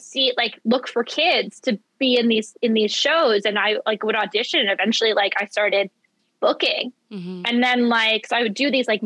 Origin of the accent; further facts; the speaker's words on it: Philadelphia, Pennsylvania, United States; I'm from Philadelphia